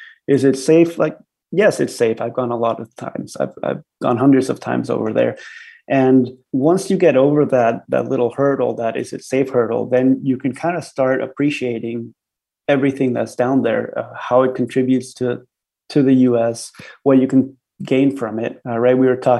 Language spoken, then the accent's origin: English; San Diego, California, United States; also born or lived in Mexico City, Mexico; growing up in San Diego